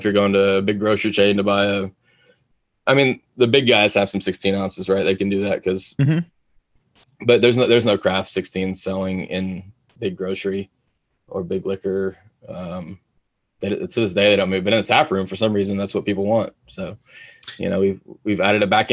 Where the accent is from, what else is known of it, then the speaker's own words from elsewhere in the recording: Texas, United States; also born or lived in Florida; I'm from Texas.